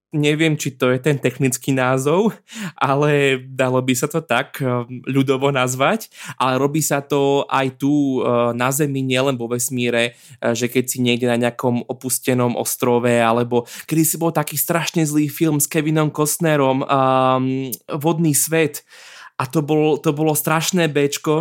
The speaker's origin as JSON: {"language": "Slovak", "country": "Slovakia", "said": "sme ako Slováci"}